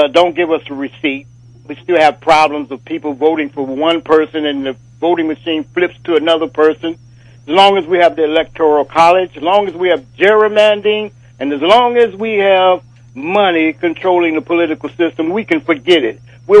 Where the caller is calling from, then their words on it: Alexandria, Virginia, United States; I'd like to say hotel up to you and your guests and the PFW listening audience, and I'm calling from Alexandria, Virginia.